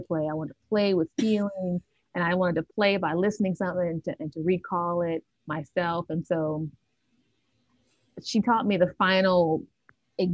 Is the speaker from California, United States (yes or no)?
no; Nashville, Tennessee, United States; I was born and raised in Nashville, Tennessee. I've been here all of my life